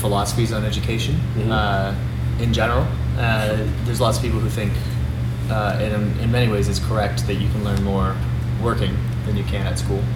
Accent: Toronto, Ontario, Canada; also born or lived in Montreal; I'm from Toronto. I grew up here

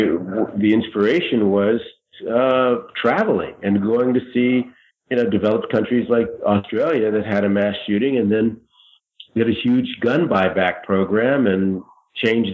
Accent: United States

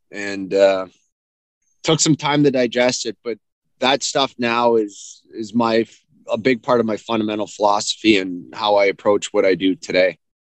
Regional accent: Sault Ste. Marie, Ontario, Canada; also born or lived in London, Ontario; I grew up in, actually, Sault Ste. Marie. I was born in London, but raised in the Sioux

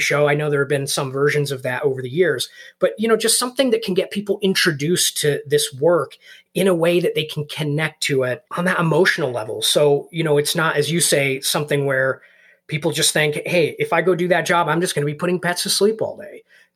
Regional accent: Yorkshire and the Humber, United Kingdom; moved away; I was born and raised in England. My whole family's English. We're from the north of England, Yorkshire

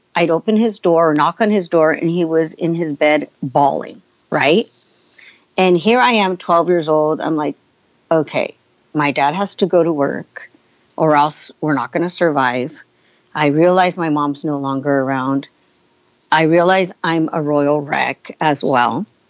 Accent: San Francisco, California, United States; also born or lived in San Jose, California; they came to this country, settled in San Francisco, and I grew up in San Francisco, then moved to San Jose, California

